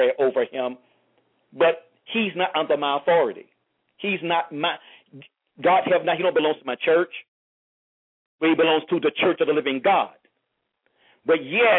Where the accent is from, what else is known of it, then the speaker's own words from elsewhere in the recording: St. Petersburg, Florida, United States; now in Miami, United States; I'm originally from St. Petersburg, Florida, living in Miami